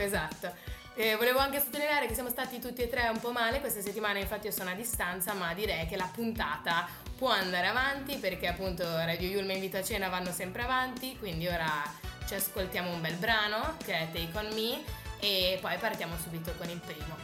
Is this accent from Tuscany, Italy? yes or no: no; Genoa, Liguria, Italy; vengo da Genova